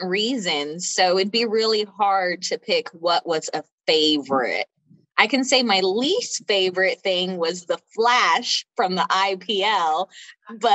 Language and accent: English; Austin, Texas, United States; I am from Austin, Texas